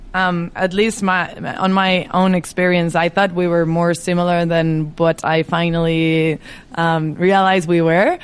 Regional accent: Madrid, Community of Madrid, Spain; English is a second language; moved away as an adult; also born or lived in Indiana / Dallas, Texas / Virginia; I'm from Madrid. I was born and raised here in Madrid. I lived here all my life, except of seven years that I moved to the US.

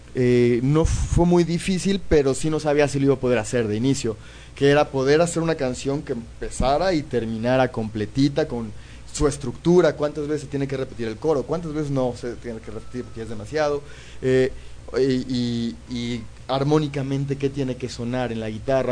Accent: Mexico; yo vivo en México, soy mexicano

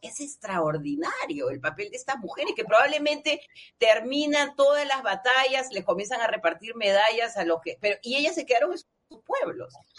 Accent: La Punta, Callao, Peru; ni yo dejo de ser de la punta, pero somos peruanos

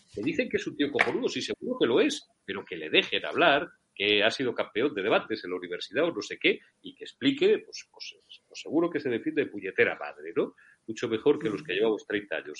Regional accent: Zamora, Castile and León, Spain; soy muy castellano-leonés, porque los zamoranos podemos nacer donde nos dé la gana

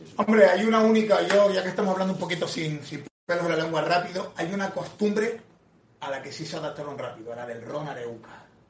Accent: Canary Islands, Spain; soy de Canarias

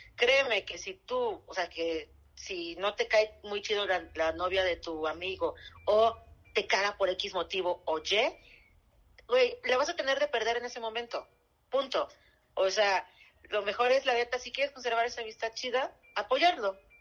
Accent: Veracruz, Mexico; also born or lived in Chihuahua; yo soy de provincia, soy de Veracruz y mitad Chihuahua

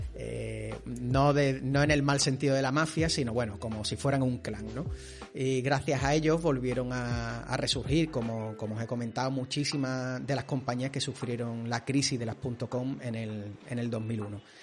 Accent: Spain; los que somos de España

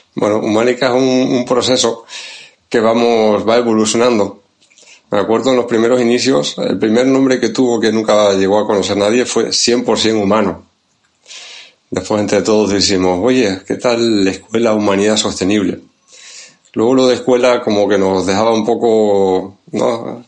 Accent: Tenerife, Canary Islands, Spain; accent: Canarian; now in Santander, Spain; el acento viene de, Canarias, de Tenerife, ahí es donde nací y crecí

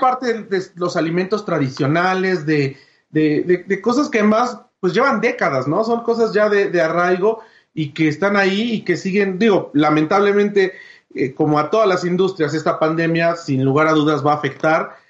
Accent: Mexico City, Mexico; yo viví, yo crecí en Tlatelolco que es el barrio que está junto a, junto a Tepito

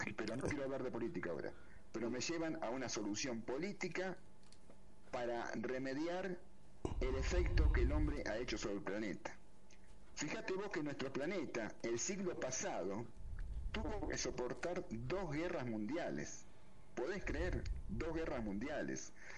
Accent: Argentina; moved away as an adult; en el año 91 salí de Argentina

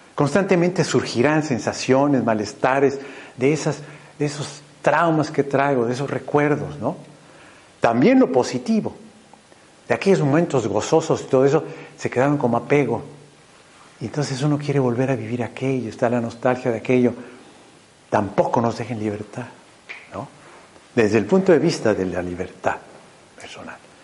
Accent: Mexico; soy mexicano, muy torpe para el español.

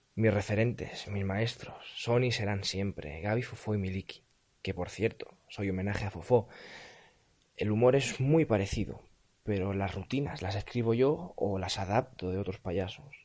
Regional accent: Barcelona, Catalonia, Spain; Tengo 15 años. Soy de Barcelona

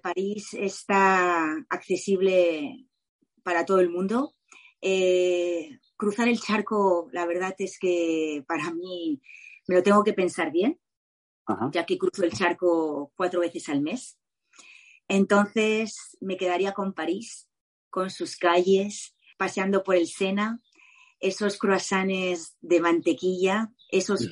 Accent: Mallorca, Balearic Islands, Spain; me quedo con mi isla, por supuesto, que es Mallorca

